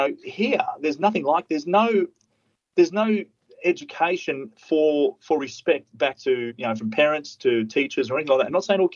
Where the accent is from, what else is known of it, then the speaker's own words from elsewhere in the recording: Queensland, Australia; we're from Queensland.